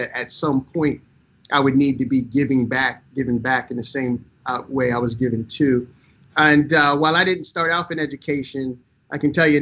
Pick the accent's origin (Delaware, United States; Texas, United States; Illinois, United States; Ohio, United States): Delaware, United States; also born or lived in Jacksonville Beach, Florida; we come from Jacksonville Beach, Florida, but I grew up in Delaware